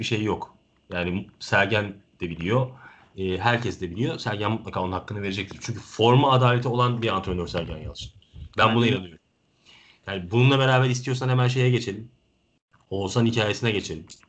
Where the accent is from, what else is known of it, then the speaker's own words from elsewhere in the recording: Turkey; Ben tabii ki bir Türk evladı olarak